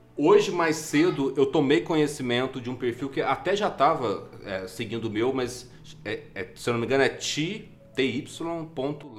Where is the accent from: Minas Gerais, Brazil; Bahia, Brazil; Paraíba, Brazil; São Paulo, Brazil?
Minas Gerais, Brazil; accent: mineiro; os meus R's de, de, de mineiro